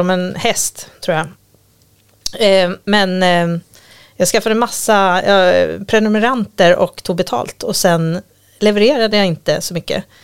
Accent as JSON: {"language": "Swedish", "region": "Gotland", "country": "Sweden", "tie": "born or raised there", "moved": "yes", "said": "jag kommer från Gotland"}